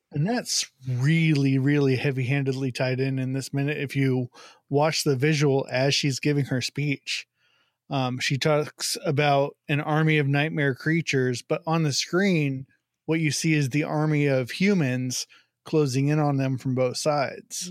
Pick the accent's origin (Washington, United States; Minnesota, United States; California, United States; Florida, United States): California, United States; Bakersfield; now in Maryland, United States; I grew up in Bakersfield